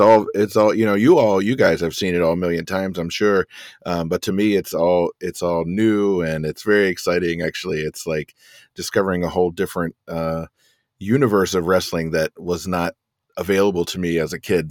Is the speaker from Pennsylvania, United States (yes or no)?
yes; York, Pennsylvania, United States; I grew up in, uh, central, South Central Pennsylvania